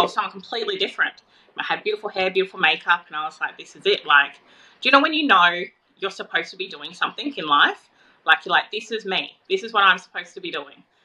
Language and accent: English; Tweed Heads, New South Wales, Australia; So I'm from Tweed Heads